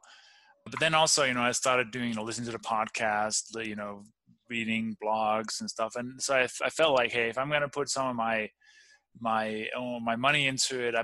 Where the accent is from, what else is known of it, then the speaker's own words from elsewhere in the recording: Denmark; English is a second language; moved away as an adult; also born or lived in Copenhagen, Denmark; now in Colorado, United States; I grew up in the farmland in the countryside